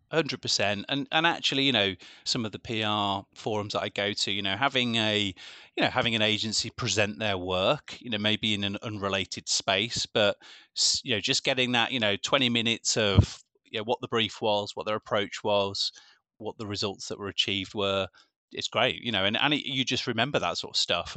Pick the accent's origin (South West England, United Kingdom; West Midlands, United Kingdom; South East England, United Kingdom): West Midlands, United Kingdom; Birmingham; I am local, I am from Birmingham